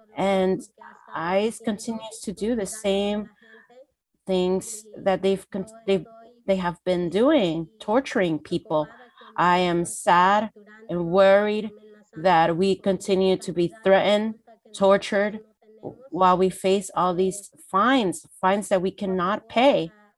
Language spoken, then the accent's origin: English; Guatemala; moved away as an adult; now in United States; I am from Guatemala. I am an indigenous woman. I came here to the United States around 2014, August 14th.